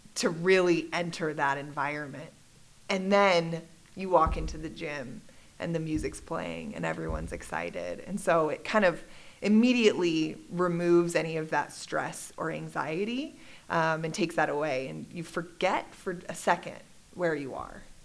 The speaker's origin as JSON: {"language": "English", "town": "Littleton", "region": "Colorado", "country": "United States", "tie": "born or raised there", "said": "I grew up in Littleton, Colorado. I'm one of those rare Colorado natives"}